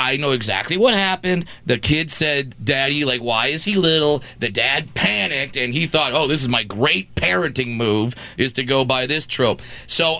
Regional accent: Brea, California, United States; doing 5 shows in my hometown.

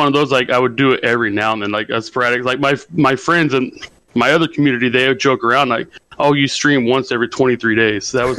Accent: Northern California, United States; born or raised there

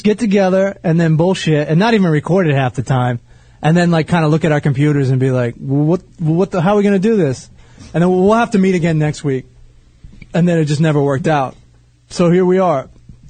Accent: Lexington Park, Maryland, United States; moved away; I grew up in Southern Maryland, Lexington Park, St. Mary's County

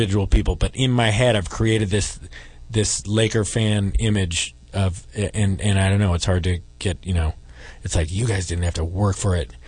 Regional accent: Oakland, California, United States; I'm from Oakland

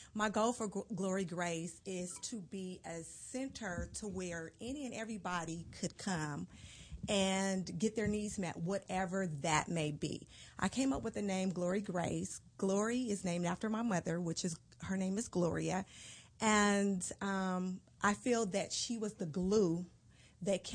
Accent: Pasadena, California, United States; I originally grew up in Pasadena, California.

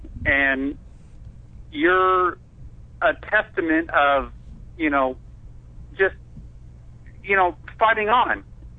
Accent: Seattle, Washington, United States; moved away as an adult; now in Atlanta, United States; I'm actually from Seattle.

